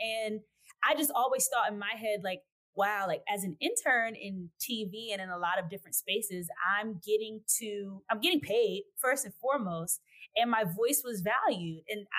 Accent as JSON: {"language": "English", "region": "New Jersey", "country": "United States", "tie": "born or raised there", "also_born_or_lived": "Maryland", "said": "so I was raised in South Jersey and my town is a Philadelphia suburb. Mm-hmm. My dad was born in Philly. I have a lot of family from Philly. And then my mom is from Maryland. It's actually where I was born as well."}